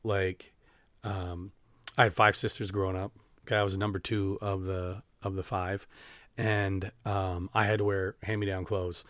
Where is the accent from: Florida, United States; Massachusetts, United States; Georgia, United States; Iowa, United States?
Iowa, United States; Denver; also born or lived in Sumner, Iowa / Vinton, Iowa; I am from Denver